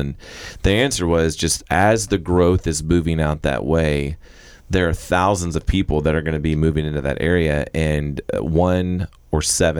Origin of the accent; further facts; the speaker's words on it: Florida, United States; also born or lived in Texas; now in Arkansas, United States; I'm from Florida originally. My wife is from Oklahoma, met in Texas. And so now, well, we kind of live in Arkansas and Texas right now.